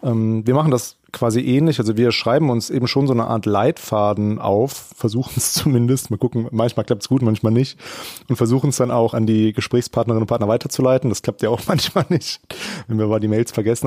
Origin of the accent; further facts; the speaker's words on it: Germany; als Deutscher